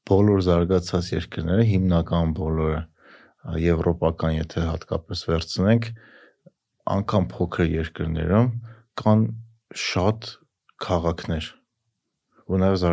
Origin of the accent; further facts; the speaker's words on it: Vanadzor, Lori, Armenia; ես Վանաձորից եմ դրա համար Վանաձորյան եմ տալիս